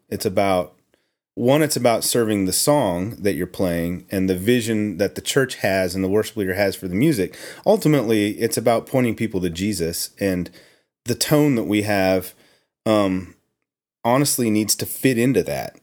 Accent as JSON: {"language": "English", "region": "Oklahoma", "country": "United States", "tie": "born or raised there", "said": "I grew up in Oklahoma"}